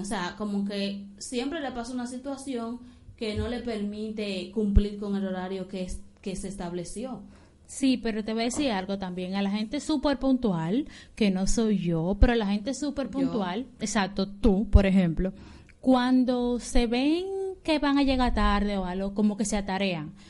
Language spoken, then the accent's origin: Spanish; Dominican Republic; somos dominicanos